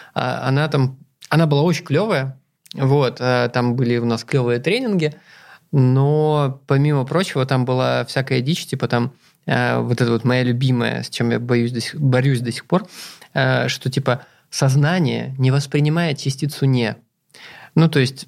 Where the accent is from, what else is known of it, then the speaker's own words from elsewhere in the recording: Zeya, Amur Oblast, Russia; moved away; я же вырос в Зее, это на тот момент там что-то в районе 30 тысяч человек жили